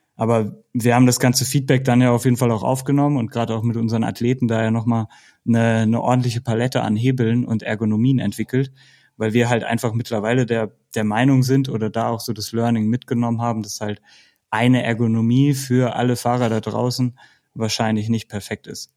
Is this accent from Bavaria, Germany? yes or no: no; Bielefeld, North Rhine-Westphalia, Germany; now in Baden-Württemberg, Germany; ich komme aus der Region Bielefeld und habe da auch mit Mountainbiken angefangen